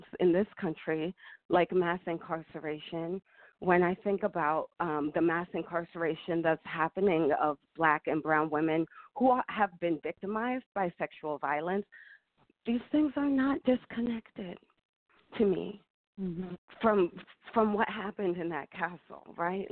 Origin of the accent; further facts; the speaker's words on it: Philadelphia, Pennsylvania, United States; They met in Philadelphia, and that's where I was born. And so I grew up going back to Ghana every 4 years